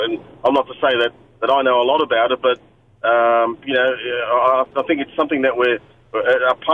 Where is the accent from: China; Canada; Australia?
Australia; as an Australian